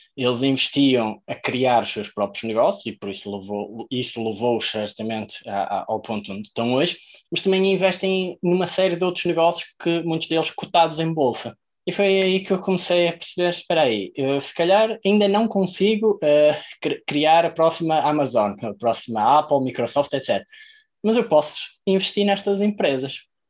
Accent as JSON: {"language": "Portuguese", "town": "Maia", "region": "Norte", "country": "Portugal", "said": "venho da Maia, que é no norte de para lá do Rio Douro"}